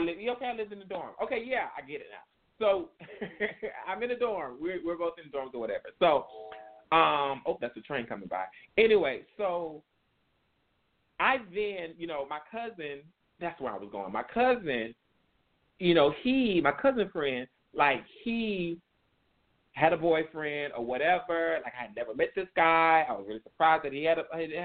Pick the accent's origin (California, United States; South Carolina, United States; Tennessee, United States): South Carolina, United States; growing up in South Carolina